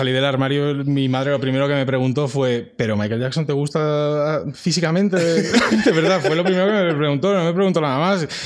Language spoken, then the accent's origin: Spanish; Madrid, Community of Madrid, Spain; Es que soy de Vallecas. Hay que dar el dato.